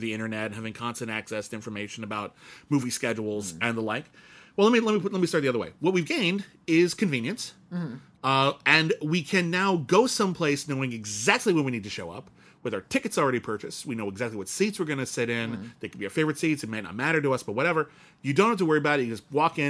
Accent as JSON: {"language": "English", "town": "Pasadena", "region": "California", "country": "United States", "tie": "born or raised there", "said": "where I grew up in Pasadena"}